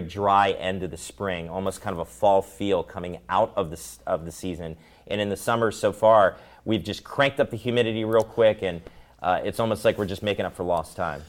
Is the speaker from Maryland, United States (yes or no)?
yes; Maryland, United States; when I moved here to Salisbury, although I'm from Maryland.